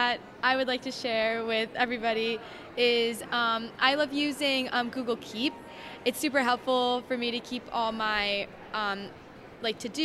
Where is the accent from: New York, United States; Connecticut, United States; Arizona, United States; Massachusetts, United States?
Connecticut, United States; Wilton; we're from Wilton, Connecticut